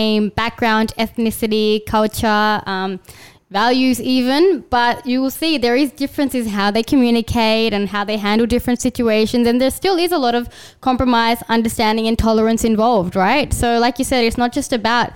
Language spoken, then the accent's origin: English; Australia; also born or lived in Kenya; Grew up in Australia. I mean, I lived my first 5 years in Kenya